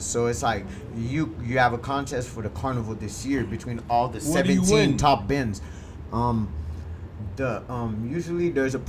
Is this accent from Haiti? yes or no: yes; Haiti; now in Miami, United States; I'm from Haiti.